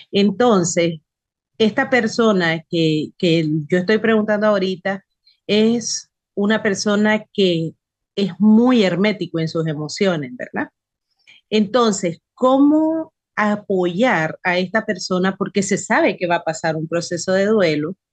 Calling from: Nicaragua; Buenas tardes … de Nicaragua, espero que se encuentre

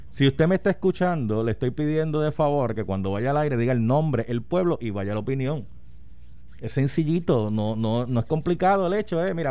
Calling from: Bayamón, Puerto Rico; de Bayamón.

